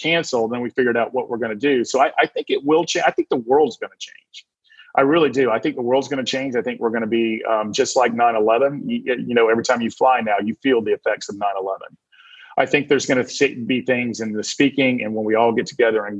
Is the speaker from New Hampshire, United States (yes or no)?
no; Georgia, United States; I'm from the South. So I'm from Georgia, so I can say funness.